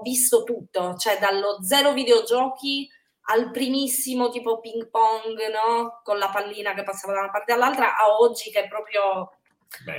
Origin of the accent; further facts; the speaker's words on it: Sardinia, Italy; moved away; in realtà solo io sono sarda